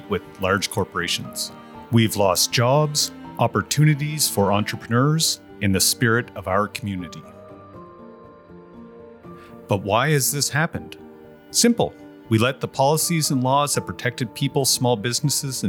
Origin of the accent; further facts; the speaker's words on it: Amherst, Nova Scotia, Canada; moved away as an adult; I live in Amherst, Nova Scotia, a town of 10,000 people on the Nova Scotia-New Brunswick border. I also grew up here